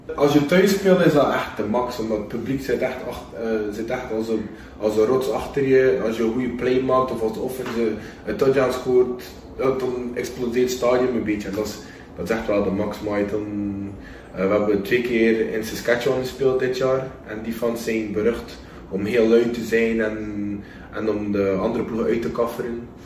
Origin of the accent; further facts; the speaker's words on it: Belgium; moved away; dat ik van België ben